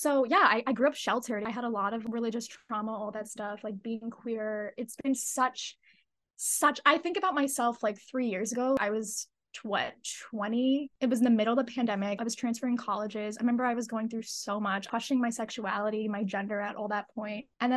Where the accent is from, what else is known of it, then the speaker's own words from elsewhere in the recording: United States; I grew up in America. I'm first generation. My parents are immigrants